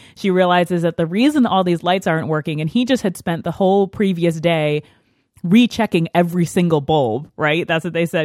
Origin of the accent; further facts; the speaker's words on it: New York, United States; I grew up in New York State, so it gets pretty snowy here.